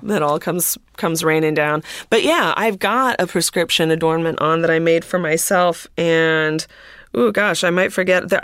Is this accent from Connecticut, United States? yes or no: no; Minneapolis, Minnesota, United States; I grew up, I grew up in Minneapolis